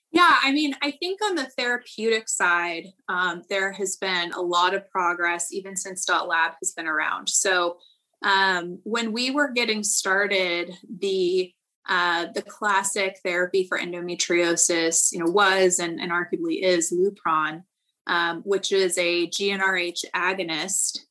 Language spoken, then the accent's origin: English; Central Valley, California, United States; I am originally from the Central Valley in California